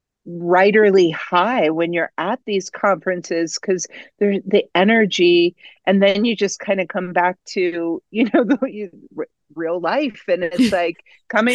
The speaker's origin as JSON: {"language": "English", "region": "Ohio", "country": "United States", "moved": "yes", "lives_now": "Colorado, United States", "said": "I am originally from Ohio, but I have lived in Colorado for 3 decades"}